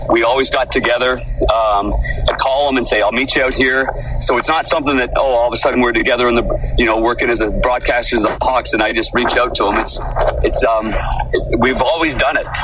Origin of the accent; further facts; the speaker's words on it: Ottawa, Ontario, Canada; growing up in Ottawa